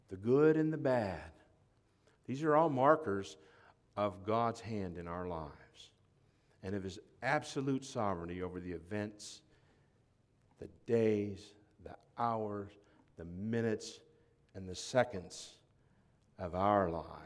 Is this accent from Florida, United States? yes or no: yes; Florida, United States; also born or lived in Tennessee; When somebody asks me where I'm from, I say I'm from Florida, not Tennessee.